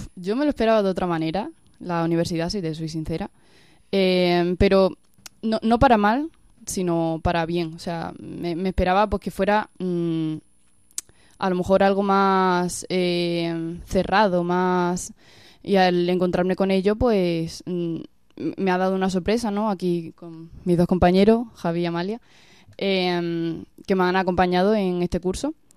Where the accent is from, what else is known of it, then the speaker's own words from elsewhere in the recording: Villanueva de la Serena, Extremadura, Spain; yo vengo de Villanueva de la Serena, de un pueblecito de Badajoz, y pues yo desde muy pequeña estaba en contacto con, la iglesia